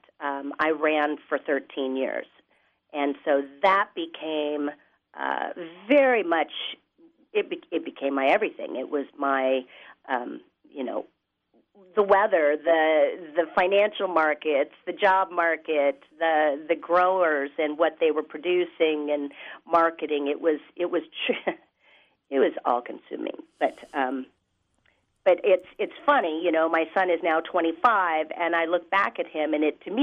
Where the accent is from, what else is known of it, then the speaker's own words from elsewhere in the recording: Seattle, Washington, United States; growing up in Seattle